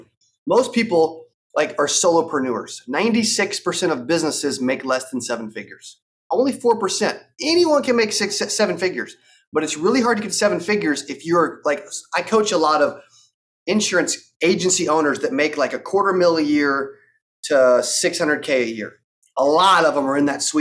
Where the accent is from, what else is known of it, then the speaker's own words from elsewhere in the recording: Arkansas, United States; I'm from Arkansas. Like, I grew up in a town for 8,000